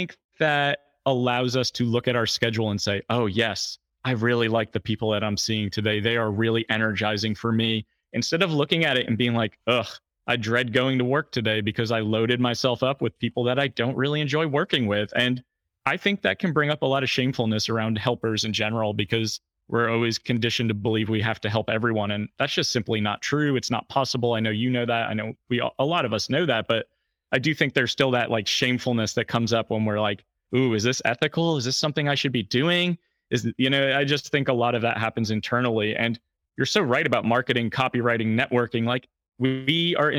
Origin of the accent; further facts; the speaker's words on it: Fishkill, New York, United States; Fishkill, New York, which is my hometown